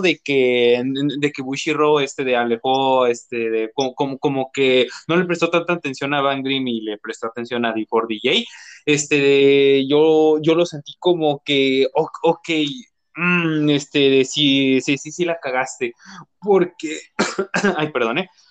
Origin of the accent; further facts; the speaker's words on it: Mexico City, Mexico; soy de, este, de Cojimalpa, cerca de Toluca